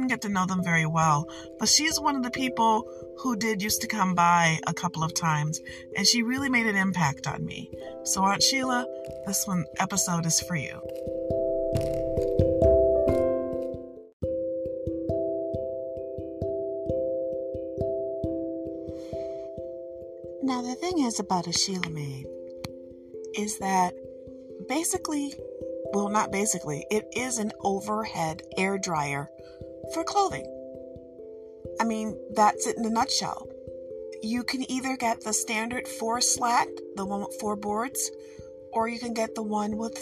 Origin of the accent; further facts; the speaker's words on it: Detroit, Michigan, United States; when I was growing up, and I grew up in Detroit, we had a house